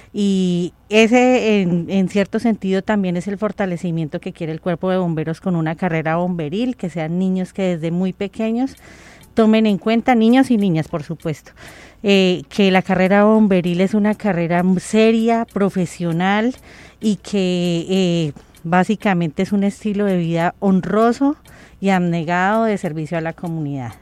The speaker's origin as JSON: {"language": "Spanish", "country": "Colombia", "said": "todos somos colombianos"}